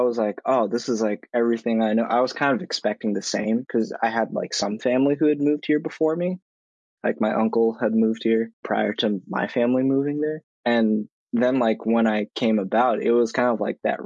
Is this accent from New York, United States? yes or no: no; Stoughton, Massachusetts, United States; also born or lived in Dorchester, Massachusetts; now in Boston, United States; growing up in Stoughton